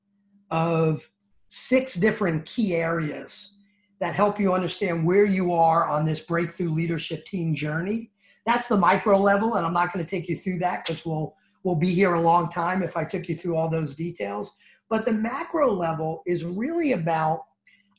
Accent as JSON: {"language": "English", "region": "New Jersey", "country": "United States", "accent": "New Jersey", "said": "my New Jersey accent"}